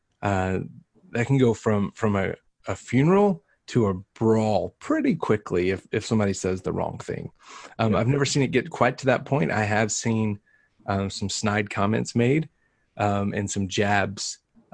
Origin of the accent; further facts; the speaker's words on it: Texas, United States; now in New Mexico, United States; We are from Texas